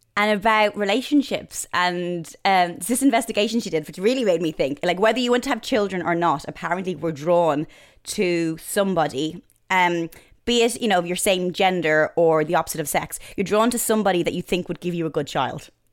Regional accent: just outside Dublin, Leinster, Ireland; moved away as an adult; now in London, United Kingdom; just outside Dublin where I grew up

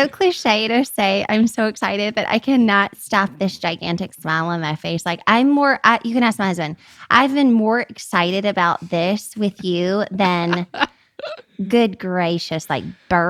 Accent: Baton Rouge, Louisiana, United States; moved away as an adult; now in Texas, United States; I was raised in Baton Rouge. My neighbors were French Creole, prayed in French, cussed in French, Cajun French. I was raised in Cajun French.

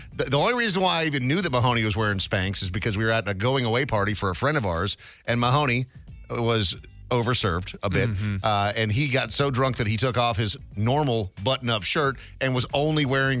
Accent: Brainerd, Minnesota, United States; moved away; I grew up in a small town in Minnesota called Brainerd.

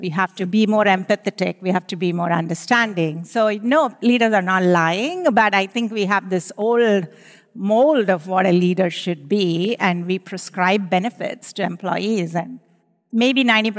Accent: India; moved away as an adult; now in United States; I grew up in India. I started my career in the semiconductor industry, and I'm an engineer.

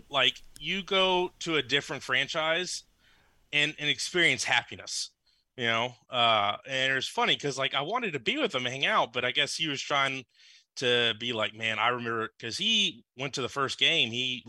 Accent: Lafayette, Louisiana, United States; also born or lived in Lake Charles, Louisiana; I grew up in Lafayette and Lake Charles.

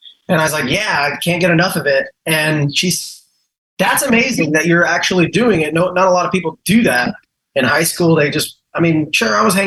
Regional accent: Galveston, Texas, United States; also born or lived in Houston; I was just raised here

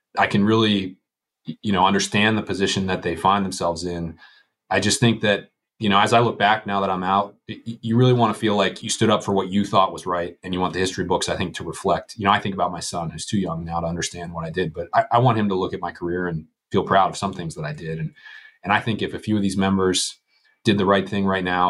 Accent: Western Pennsylvania, United States; I'm from Western Pennsylvania

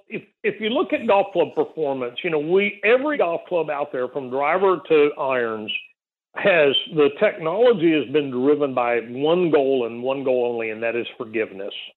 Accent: South Texas, United States; grow up in a on a little nine hole golf course in South Texas

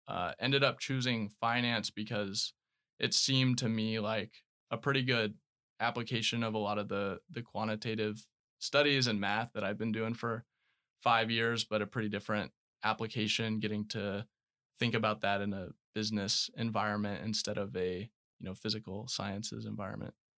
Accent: Knoxville, Tennessee, United States; moved away as an adult; also born or lived in Florida / Alabama; Born in Florida, I grew up in Knoxville, Tennessee

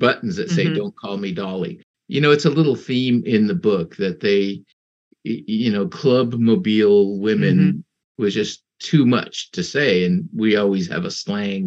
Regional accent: Mexico; I was born in Mexico

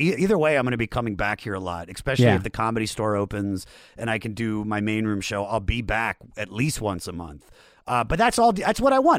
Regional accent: Washington, D.C. area, United States; I grew up in the Washington, D.C. area.

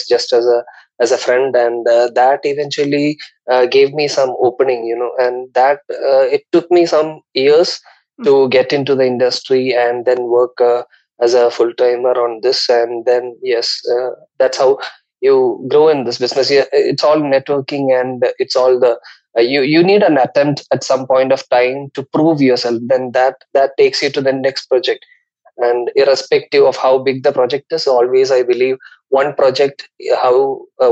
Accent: India; moved away; also born or lived in Mumbai; I am originally from India. I did my studies in Mumbai

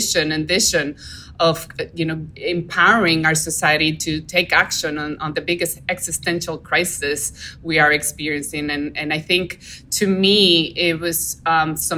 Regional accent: Dominican Republic; now in Florida, United States; I grew up in the Caribbean, so I was very close to the natural world. We would go camping and we would go fishing and scuba diving and snorkeling in a lot of our coral reef systems and on the coast of the Dominican Republic.

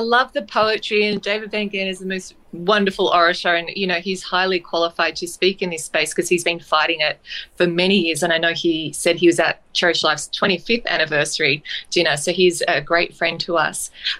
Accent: Sydney, New South Wales, Australia; now in Brisbane, Australia; I'm originally from Sydney

